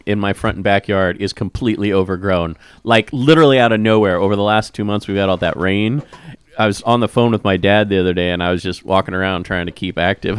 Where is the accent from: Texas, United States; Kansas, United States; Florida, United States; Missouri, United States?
Kansas, United States; moved away; And I grew up in Kansas where there's a lot of greenery.